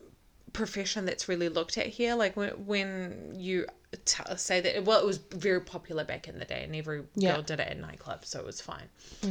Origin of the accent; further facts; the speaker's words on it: New Zealand; also born or lived in Iraq / Canada / America / Sydney; I was born in Iraq, bred in New Zealand.